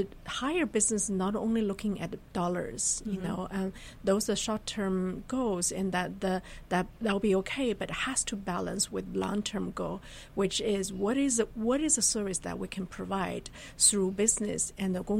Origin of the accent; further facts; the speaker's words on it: northern China, China; moved away as an adult; also born or lived in Germany / United States; I was born really originally in China, then had my graduate studies in Germany and U.S.